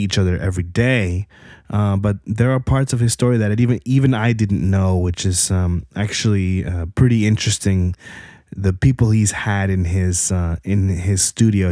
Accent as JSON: {"language": "English", "region": "New Jersey", "country": "United States", "tie": "born or raised there", "said": "I grew up in Jersey."}